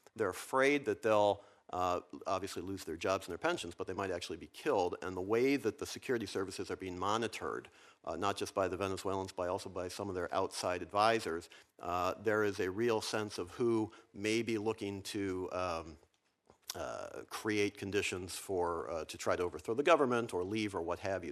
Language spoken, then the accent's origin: English; Virginia, United States; my home state of Virginia